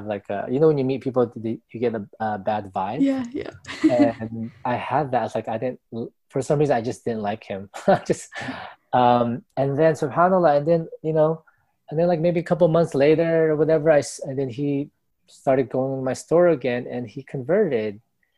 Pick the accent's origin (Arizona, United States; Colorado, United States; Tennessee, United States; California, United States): California, United States; National City; So basically, I grew up in San Diego, California, which is SoCal, right? We're like 20, 30 minutes from Mexico border, right? Tijuana. So I grew up in that. I grew up in National City.